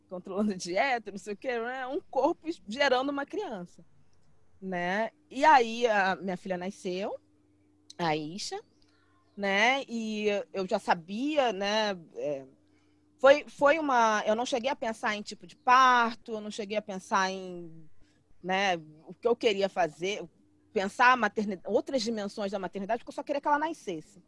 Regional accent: Rio de Janeiro, Brazil; moved away as an adult; now in São Paulo, Brazil; Eu sou carioca, morava no Rio, minha família inteira é do Rio

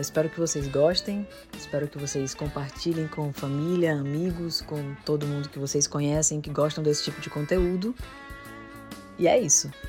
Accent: São Luís, Maranhão, Brazil; sou de São Luís do Maranhão

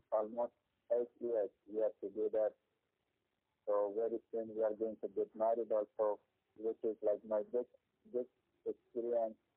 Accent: Afghanistan; now in Gujarat, India; we are from Afghanistan and we are Muslim

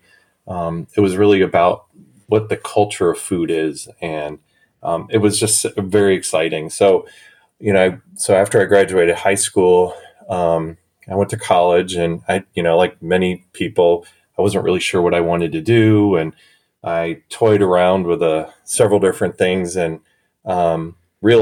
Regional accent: South Florida, United States; now in Milwaukee, United States; I grew up in South Florida

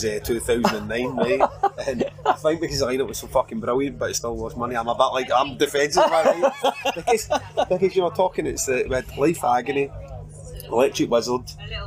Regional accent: Glasgow, Scotland, United Kingdom; I'm from Glasgow

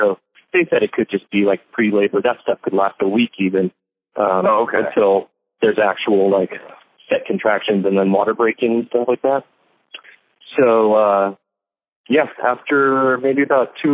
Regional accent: San Diego, California, United States; born and raised in San Diego

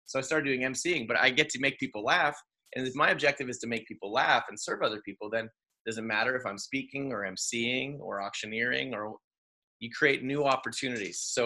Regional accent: Canada; I'm making a living as a Canadian entertainer

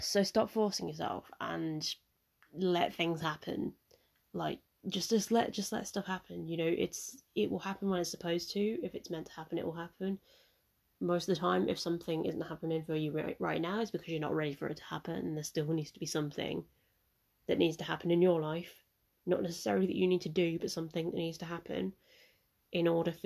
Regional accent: Mauritius; I'm from Mauritius

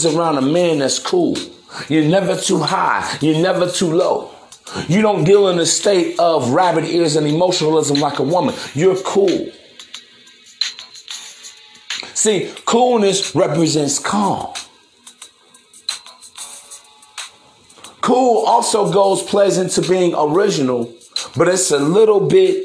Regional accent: East Chicago, Indiana, United States; where I come from, man, Chicago, in the Midwest, I'm actually from East Chicago, Indiana, Harborside

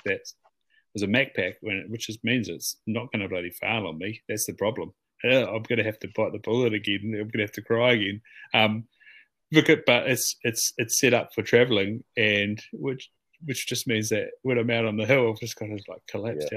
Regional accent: Southland, New Zealand; moved away as an adult; also born or lived in Auckland / Waikato; growing up in Southland

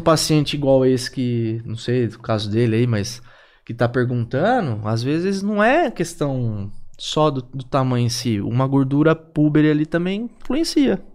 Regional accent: interior of São Paulo, Brazil; moved away; eu sou de São Paulo, sou do interior de São Paulo. Um dos motivos que eu não quis ficar lá em São Paulo foi por conta disso

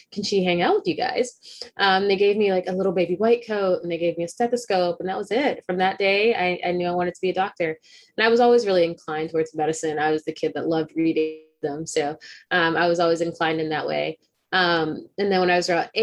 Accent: Texas, United States; I'm a Texan

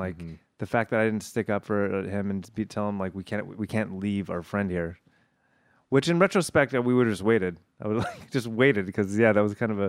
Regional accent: Granada Hills, California, United States; When we would go back to LA, I would stay with my parents at the house I grew up in Granada Hills.

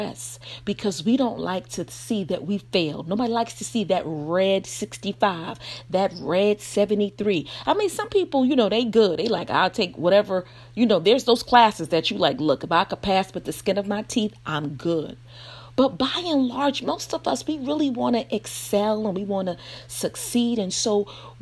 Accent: Brooklyn, New York, United States; I'm from Brooklyn

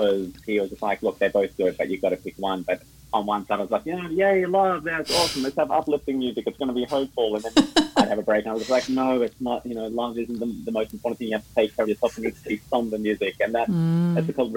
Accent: Melbourne, Victoria, Australia; also born or lived in Johannesburg, South Africa / Sydney, Australia; I was born in Johannesburg in South Africa, and then I moved to Melbourne when I was 9. Did most of my growing up in Melbourne

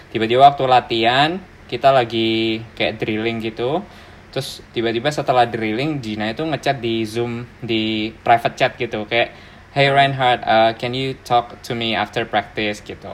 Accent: Surabaya, East Java, Indonesia; born or raised there; moved away as an adult; now in Melbourne, Australia

